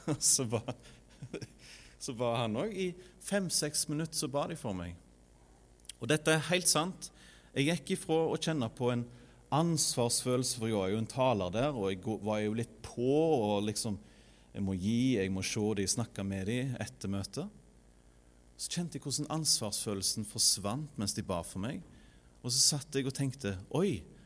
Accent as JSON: {"language": "Norwegian", "country": "Norway", "tie": "born or raised there", "moved": "as an adult", "lives_now": "Sandnes, Norway", "said": "er vokst opp i Frønsdal"}